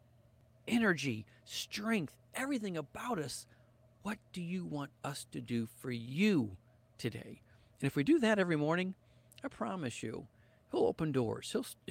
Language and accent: English; St. Louis, Missouri, United States; moved away as an adult; also born or lived in Costa Rica; now in Arkansas, United States; we live down in Arkansas now and we are from the St. Louis area